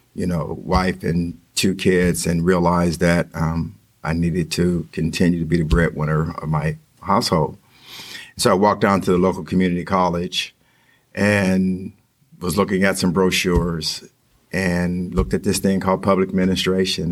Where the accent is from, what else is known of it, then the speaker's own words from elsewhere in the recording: Western Pennsylvania, United States; moved away as an adult; also born or lived in Texas / West Virginia; I grew up in Western Pennsylvania.